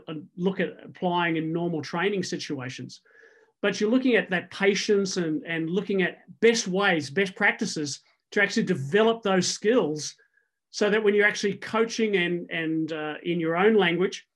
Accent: Sydney, New South Wales, Australia; now in United States; I was introduced to rugby playing under eights for the DY Lions in the area where I grew up in Sydney.

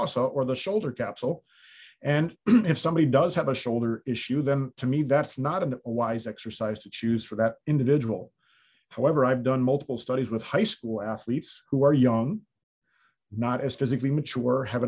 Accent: the North, United States; moved away as an adult; now in the South, United States; I grew up in the North, and when I grew up there, we didn't have indoor facilities

